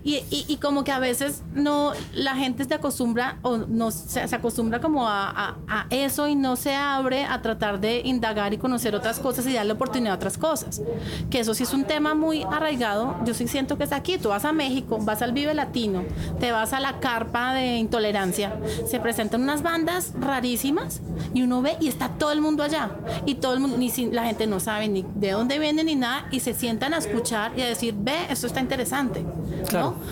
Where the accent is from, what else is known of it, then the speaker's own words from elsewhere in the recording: Colombia; te ven a ti como colombiano